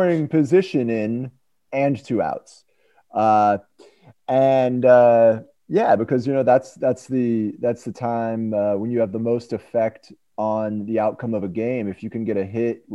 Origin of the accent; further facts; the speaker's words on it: United States; I'm American